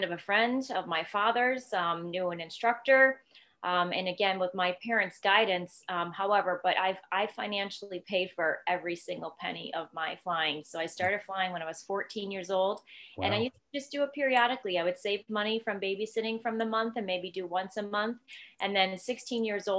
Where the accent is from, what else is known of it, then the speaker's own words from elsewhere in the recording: Scranton, Pennsylvania, United States; I grew up born and raised in Scranton, Pennsylvania.